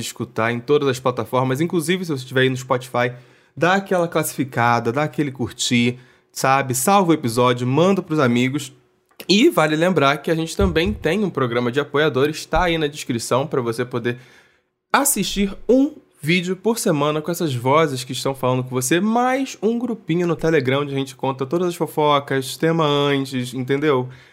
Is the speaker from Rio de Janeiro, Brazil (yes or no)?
yes; Niterói, Rio de Janeiro, Brazil; eu sou de Niterói.